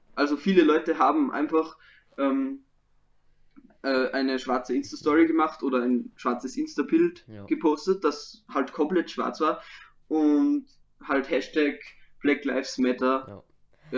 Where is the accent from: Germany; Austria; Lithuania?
Austria; bei uns in Österreich